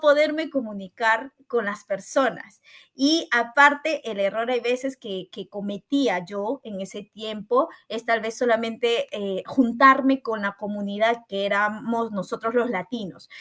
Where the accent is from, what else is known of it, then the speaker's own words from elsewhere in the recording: Callao, Peru; moved away as an adult; now in Italy; soy del hermoso Perú, específicamente de la ciudad de Lima y eh, del distrito del Chimpún Callao, del hermoso Callao